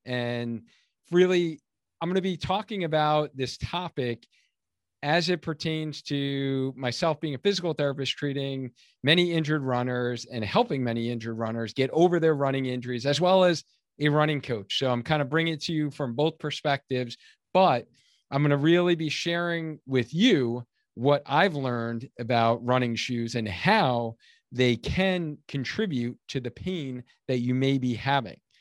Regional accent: Long Island, New York, United States; now in Connecticut, United States; I grew up in Long Island, New York

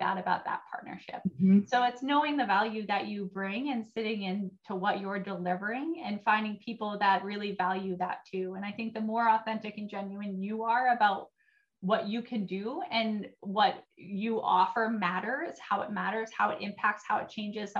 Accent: New Hampshire, United States; moved away as an adult; now in Minnesota, United States; I'm from New Hampshire

